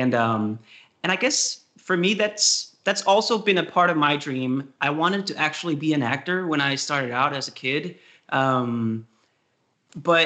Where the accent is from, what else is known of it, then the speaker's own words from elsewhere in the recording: countryside near Copenhagen, Capital Region of Denmark, Denmark; moved away as an adult; I'm from Denmark. I grew up in the countryside of Copenhagen, 1 hour from Copenhagen.